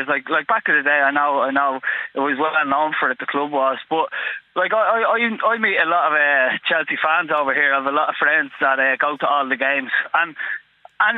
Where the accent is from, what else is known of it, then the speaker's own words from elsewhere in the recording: Dublin, Leinster, Ireland; moved away; I'm from Dublin